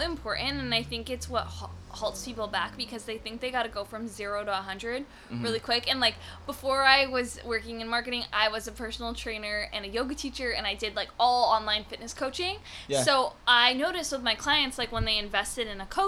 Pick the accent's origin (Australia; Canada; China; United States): Canada; I'm Canadian